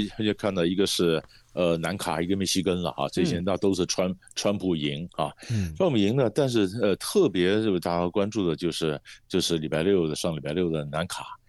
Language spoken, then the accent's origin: Chinese; Taiwan; 我们我们台湾人讲的，在戏戏棚下站久就是你的